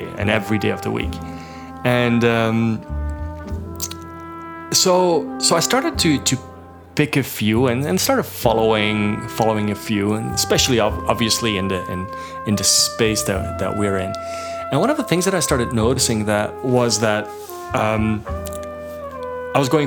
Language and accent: English; Belgium; moved away as an adult; now in Toronto, Canada; I come from Belgium